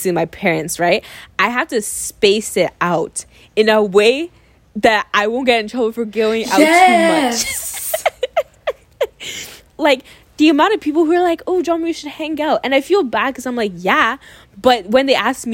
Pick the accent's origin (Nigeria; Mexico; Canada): Nigeria; as an African kid, as a Nigerian kid